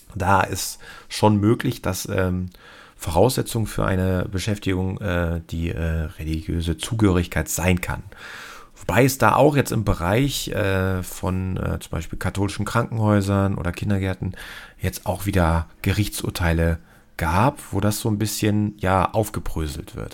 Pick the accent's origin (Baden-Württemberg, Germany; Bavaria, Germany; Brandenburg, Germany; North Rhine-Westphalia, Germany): North Rhine-Westphalia, Germany; Cologne; Hier bei uns in Köln äh, wir sind hier sowieso sehr tolerant bekanntermaßen